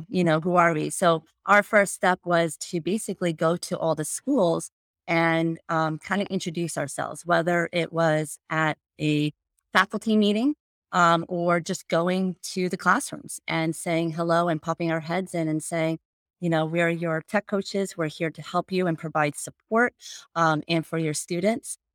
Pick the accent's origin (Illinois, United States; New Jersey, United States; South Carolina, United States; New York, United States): New Jersey, United States; moved away as an adult; also born or lived in Ohio; I grew up in New Jersey